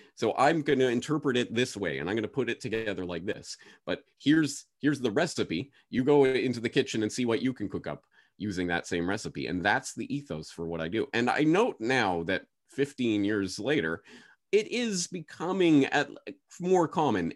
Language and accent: English; Canada; moved away as an adult; now in Japan; I was going back to Canada